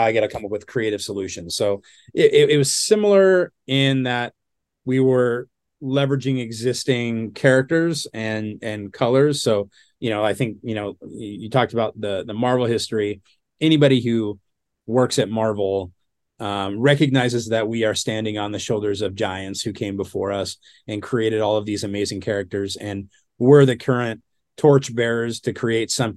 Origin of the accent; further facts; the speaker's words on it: Southern California, United States; I'm from Southern California